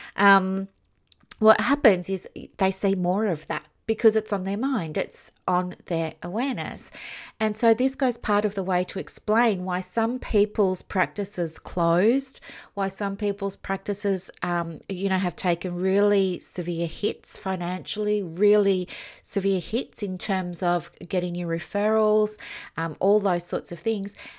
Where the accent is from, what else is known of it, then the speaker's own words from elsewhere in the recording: Victoria, Australia; I'm from Victoria